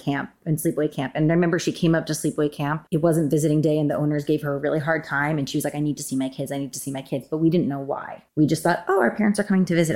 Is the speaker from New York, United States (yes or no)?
yes; a suburb of New York, United States; moved away as an adult; now in Los Angeles, United States; I grew up in a suburb of New York